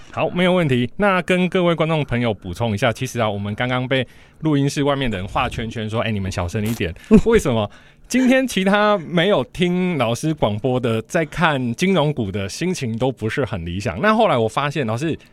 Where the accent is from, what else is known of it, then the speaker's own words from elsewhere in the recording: Taiwan; 我们台湾人工作时间是很长的